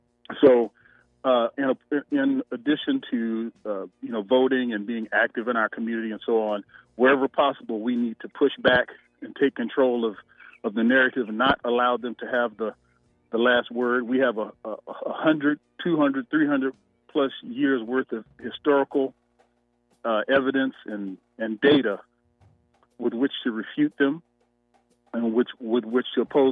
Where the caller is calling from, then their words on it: Atlanta, Georgia, United States; I'm calling from Atlanta, Georgia.